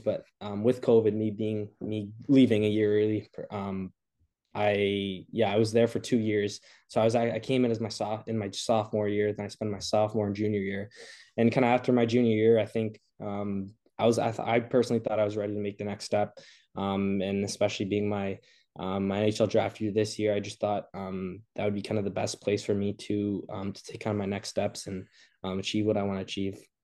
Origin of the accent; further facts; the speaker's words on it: Montreal, Quebec, Canada; I'm from Montreal